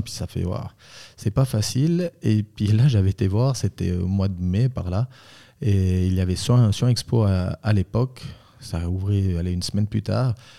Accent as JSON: {"language": "French", "town": "Bramois", "region": "Valais", "country": "Switzerland", "tie": "born or raised there", "also_born_or_lived": "Zurich / Vaud", "said": "je suis valaisan, je viens de Bramois où c'est que j'ai ma cave"}